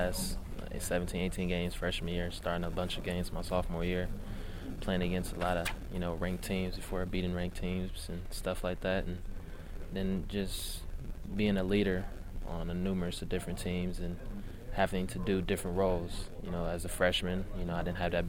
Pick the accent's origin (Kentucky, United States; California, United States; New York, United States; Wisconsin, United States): Wisconsin, United States; Milwaukee; I'm from Milwaukee